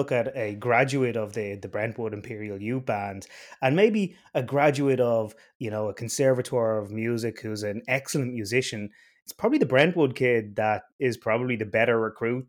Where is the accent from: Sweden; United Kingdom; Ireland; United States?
Ireland; I am Irish.